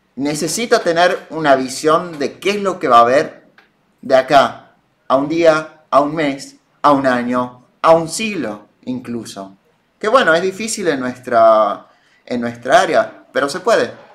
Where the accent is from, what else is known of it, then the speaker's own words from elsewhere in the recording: Argentina; nosotros con nuestros che y nuestros muletillas hablamos raro, los argentinos